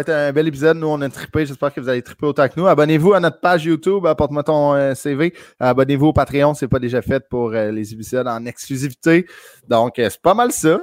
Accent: Sainte-Thérèse, Quebec, Canada; je viens de Sainte-Thérèse

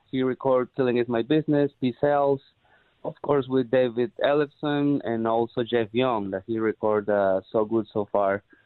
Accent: Peru; moved away as an adult; now in Los Angeles, United States; I'm originally from Peru.

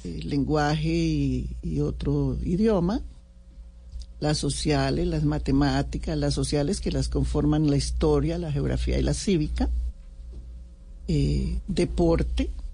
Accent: Colombia; yo fui admiradora profunda del M19 como muchos colombianos

